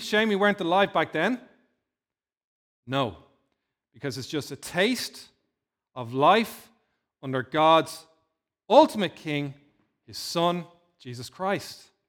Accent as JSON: {"language": "English", "town": "Dún Laoghaire", "region": "Leinster", "country": "Ireland", "tie": "born or raised there", "said": "Dunleary's in my hometown where I grew up in, uh, in South Dublin"}